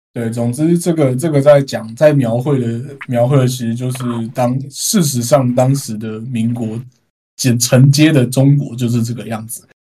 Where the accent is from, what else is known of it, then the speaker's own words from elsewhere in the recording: Taiwan; 作为台湾人